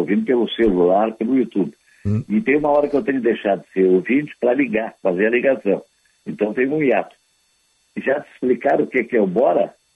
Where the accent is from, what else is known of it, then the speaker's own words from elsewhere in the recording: Porto Alegre, Rio Grande do Sul, Brazil; eu me criei aqui em Porto Alegre, no Menino Deus, pertinho da Praça Garibaldi